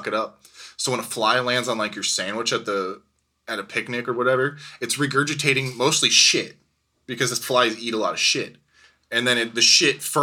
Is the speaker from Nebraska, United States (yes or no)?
yes; Nebraska, United States; I'm from Nebraska